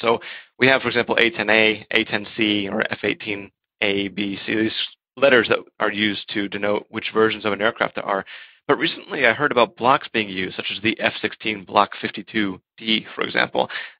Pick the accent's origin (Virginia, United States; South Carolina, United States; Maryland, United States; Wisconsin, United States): Maryland, United States; moved away as an adult; now in Czech Republic; born and raised in Maryland, but currently living in the Czech Republic.